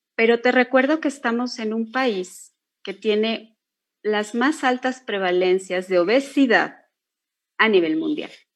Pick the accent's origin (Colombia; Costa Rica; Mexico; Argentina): Mexico; somos mexicanos